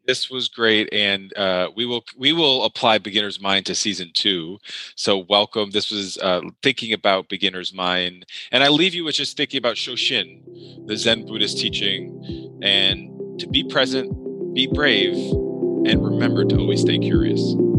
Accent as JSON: {"language": "English", "region": "New York", "country": "United States", "tie": "born or raised there", "said": "I grew up in New York"}